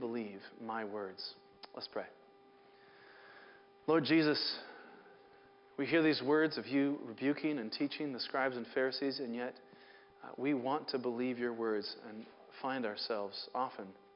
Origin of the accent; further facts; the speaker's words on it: Seattle, Washington, United States; I grew up in Seattle, which is mostly hills like this